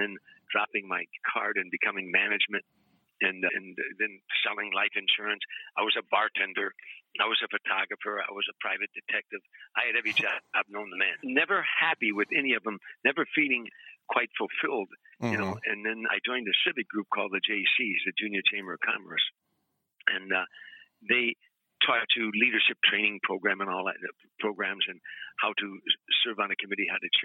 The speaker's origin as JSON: {"language": "English", "town": "Harvey", "region": "Illinois", "country": "United States", "tie": "born or raised there", "moved": "as an adult", "lives_now": "California, United States", "said": "I grew up very poor in Harvey, Illinois"}